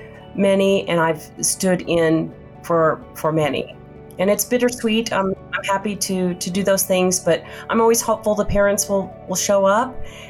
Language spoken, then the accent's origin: English; Oklahoma, United States; I'm born and raised in Oklahoma.